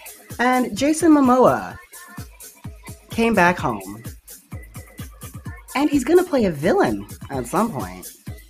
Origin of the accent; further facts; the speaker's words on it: Baltimore, Maryland, United States; moved away; I'm glad you had fun in my hometown.